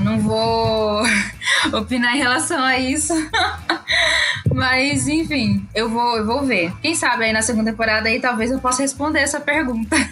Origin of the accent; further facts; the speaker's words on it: Brazil; nascemos no Brasil